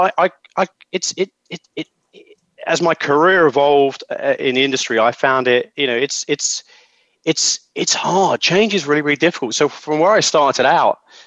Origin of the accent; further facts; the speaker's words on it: London, United Kingdom; I'm from London